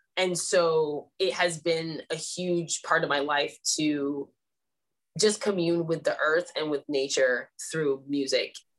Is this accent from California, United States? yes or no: yes; Sacramento, California, United States; I grew up in Sacramento